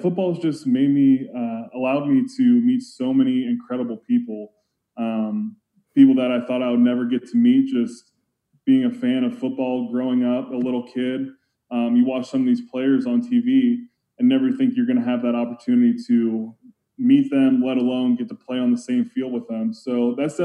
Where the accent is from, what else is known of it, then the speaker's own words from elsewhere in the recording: Pittsburgh, Pennsylvania, United States; I was born in Pittsburgh